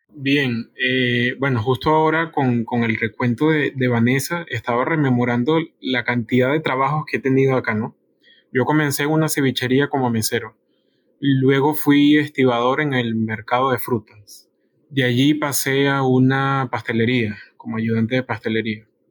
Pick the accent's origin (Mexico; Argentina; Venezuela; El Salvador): Venezuela; moved away as an adult; also born or lived in Colombia; now in Peru; salí de Venezuela a los 22 años